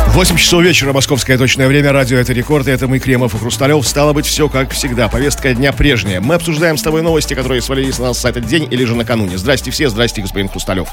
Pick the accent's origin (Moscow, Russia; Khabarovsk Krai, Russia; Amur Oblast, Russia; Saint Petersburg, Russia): Saint Petersburg, Russia; Наши поребрики питерские